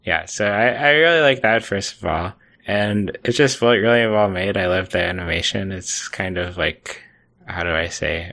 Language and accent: English; United States; as an American